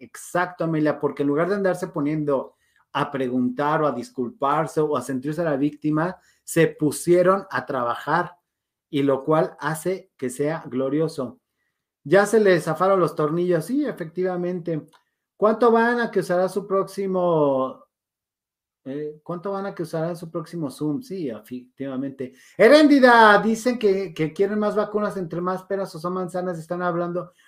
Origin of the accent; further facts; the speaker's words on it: Mexico; yo soy mexicano